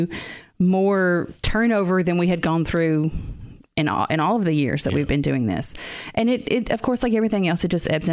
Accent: Robertson County, Tennessee, United States; I grew up in the Robertson County area

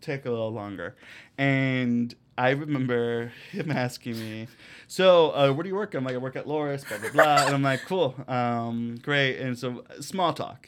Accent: United States; I was born in the United States, but my parents are from Mexico and live in Mexico

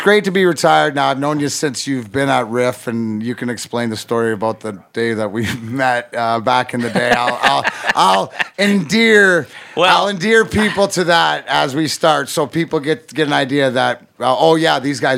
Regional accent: Detroit, Michigan, United States; he's, you know, solidifies growing up in Detroit to me.

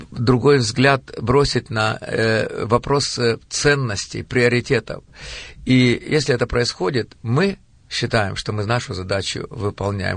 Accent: Kirovohrad, Kirovohrad Oblast, Ukraine; я родился в Украине, в городе Кировограде, в семье потомственных верующих

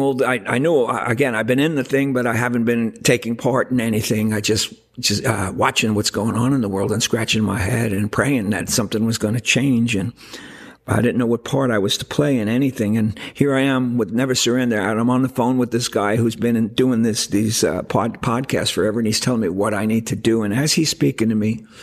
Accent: New York, United States; I come from New York

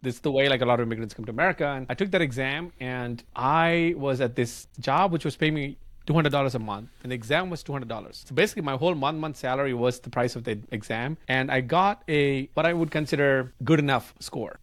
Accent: India; English is a second language; moved away as an adult; my English was terrible back then 'cause I grew up in India

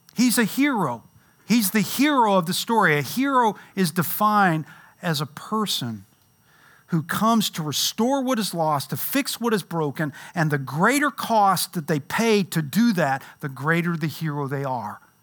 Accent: Louisville, Kentucky, United States; moved away; I grew up in Louisville

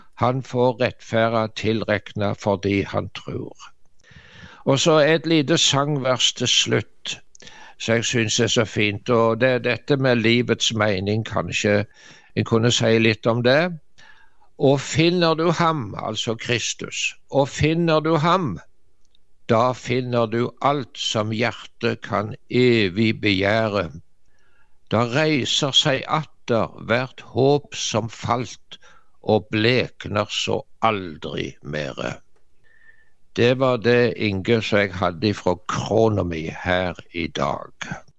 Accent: Varhaug, Rogaland, Norway; hjemme på Varhaug, der så jeg vokste opp i Dubland, som vi sa

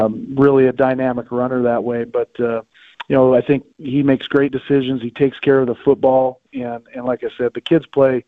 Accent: Pocatello, Idaho, United States; grew up in Pocatello, Idaho

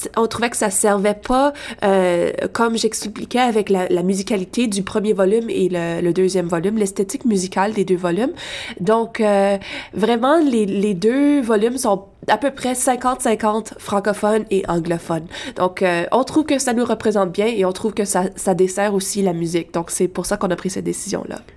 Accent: Lafontaine, Ontario, Canada; dans ma région, je viens de La Fontaine

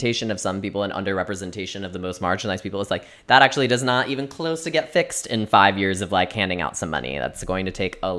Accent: Chicago, Illinois, United States; I am not a New Yorker, I'm a Chicagoan

